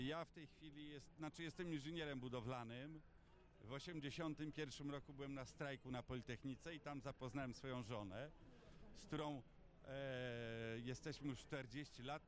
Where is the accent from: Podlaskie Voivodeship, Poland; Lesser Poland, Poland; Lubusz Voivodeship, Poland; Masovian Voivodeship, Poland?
Masovian Voivodeship, Poland; Warsaw; Ja jestem warszawiakiem z wielu pokoleń.